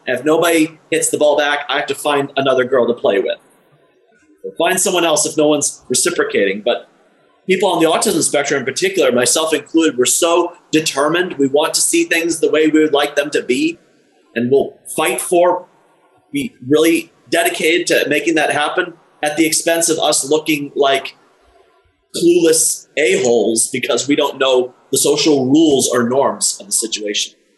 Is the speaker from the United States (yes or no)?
yes; Illinois, United States; I was born in Illinois in the mid 80s